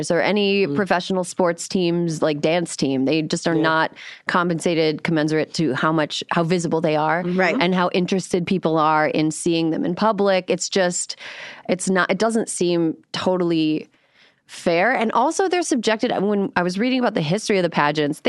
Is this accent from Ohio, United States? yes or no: no; Frederic, Wisconsin, United States; moved away; in my hometown in Wisconsin, they still have a pageant, the Miss Frederick pageant